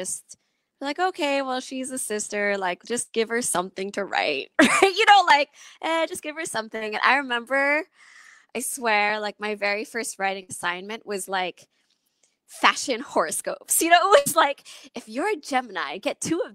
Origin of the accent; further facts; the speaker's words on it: Philippines; also born or lived in Long Beach, California, United States; I was born in Long Beach, California, and I moved to the Philippines when I was young.